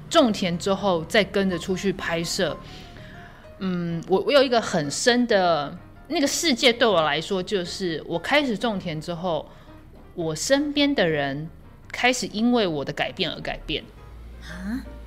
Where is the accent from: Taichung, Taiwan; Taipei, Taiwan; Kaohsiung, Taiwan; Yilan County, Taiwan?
Yilan County, Taiwan; Luodong; 我在罗东长大